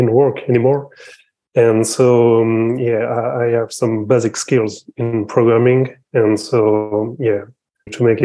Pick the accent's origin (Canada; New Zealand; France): France; I'm from France